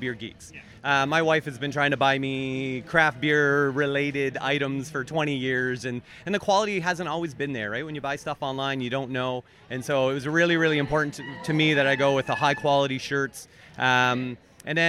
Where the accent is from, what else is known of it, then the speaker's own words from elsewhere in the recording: Cornwall, Ontario, Canada; I'm originally from Cornwall, so I'm based in Cornwall.